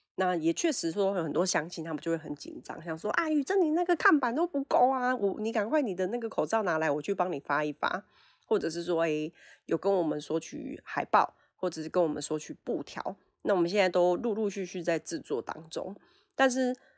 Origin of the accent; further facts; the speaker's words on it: Fengshan, Kaohsiung, Taiwan; 是凤山土生土长的凤山人